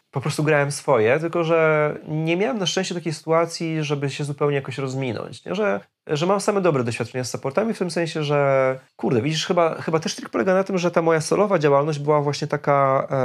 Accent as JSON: {"language": "Polish", "country": "Poland", "said": "jesteśmy z Polski"}